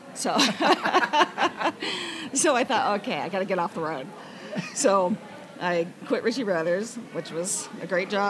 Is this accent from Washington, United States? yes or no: yes; Arlington, Washington, United States; also born or lived in Stanwood, Washington / Everett, Washington; I was born and raised in the Northwest, graduated from Arlington High, moved to Stanwood when I was about 15 years old